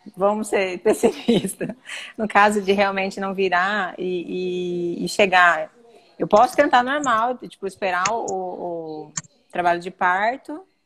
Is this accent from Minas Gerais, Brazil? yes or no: no; northern Mato Grosso, Brazil; eu sou do norte do Mato Grosso